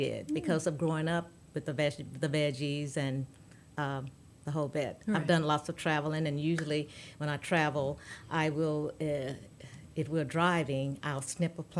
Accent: Louisiana, United States; now in Texas, United States; I grew up in Louisiana

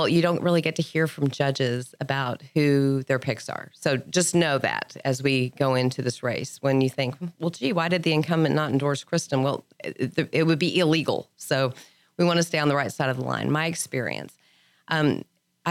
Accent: Lubbock, Texas, United States; moved away as an adult; now in Montgomery County, Texas, United States; I was born and raised in Lubbock. Then I graduated from high school and I fled Lubbock.

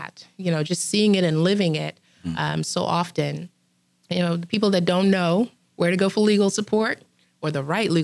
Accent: Trinidad & Tobago; now in United States; I grew up in Trinidad.

